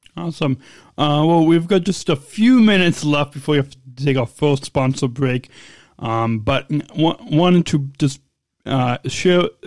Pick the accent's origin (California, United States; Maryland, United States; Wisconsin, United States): California, United States; Long Beach; I was born in Southern California, in Long Beach, California